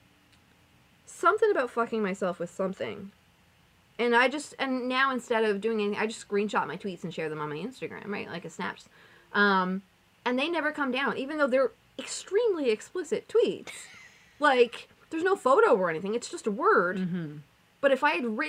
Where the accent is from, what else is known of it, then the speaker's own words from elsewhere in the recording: Canada; us being Canadian